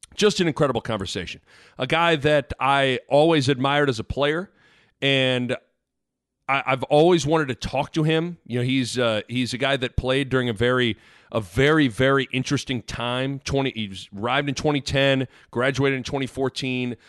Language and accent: English; Lincoln, Nebraska, United States; also born or lived in Kansas; I'm from Lincoln.